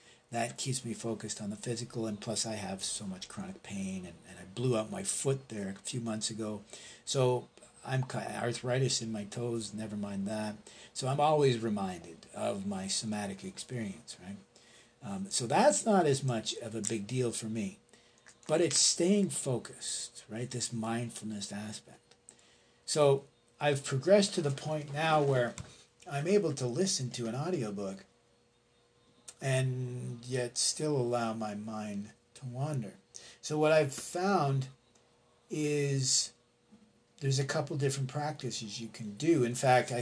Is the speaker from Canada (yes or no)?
yes; Canada; as a Canadian